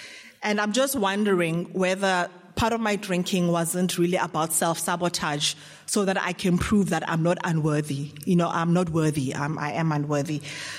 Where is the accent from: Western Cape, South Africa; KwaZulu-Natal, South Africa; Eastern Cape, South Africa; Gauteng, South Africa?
Gauteng, South Africa; Johannesburg; I'm an alcoholic from Johannesburg.